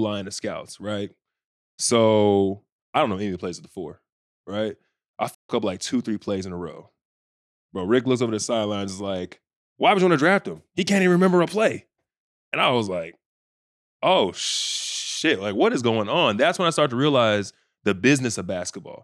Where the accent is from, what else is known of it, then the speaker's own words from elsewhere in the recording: Bedford, Texas, United States; moved away as an adult; also born or lived in Indiana; I'm from Bedford, Texas, so it's not like we have, like, a big, like, eyes on us everywhere